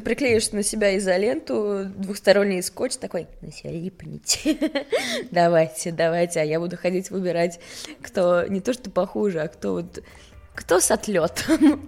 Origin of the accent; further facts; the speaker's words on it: Stockholm, Stockholm County, Sweden; moved away as an adult; also born or lived in Russia / Paris, France; now in Moscow, Russia; я родилась в Стокгольме. Угу. И я училась в России четыре начальных класса, и потом мы переехали обратно с мамой и сестрой